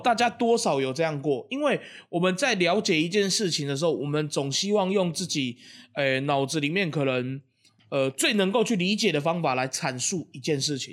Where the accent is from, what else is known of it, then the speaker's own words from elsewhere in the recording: Taiwan; 二十九岁就是我们，就是台湾人在讲的三十